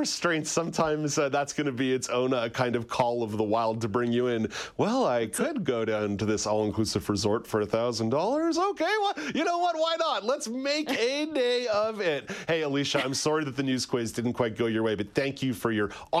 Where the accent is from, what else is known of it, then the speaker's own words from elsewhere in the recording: Canada; We are Canadian idiots up here in our own special way.